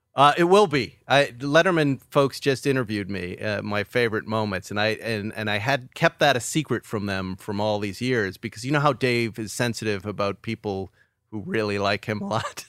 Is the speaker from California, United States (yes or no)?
no; West Bridgewater, Massachusetts, United States; moved away as an adult; also born or lived in Boston; West Bridgewater, Massachusetts